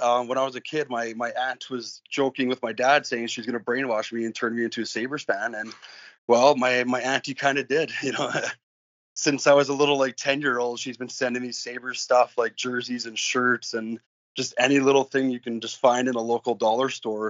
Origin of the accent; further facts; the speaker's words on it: Edmonton, Alberta, Canada; I am born and raised in Edmonton. I'm an Edmontonian, you know, my whole entire life.